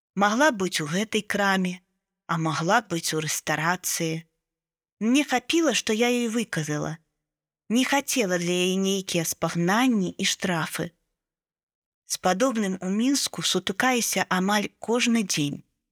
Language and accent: Belarusian; Belarus; Я з Беларусі, і гэта беларуская мова.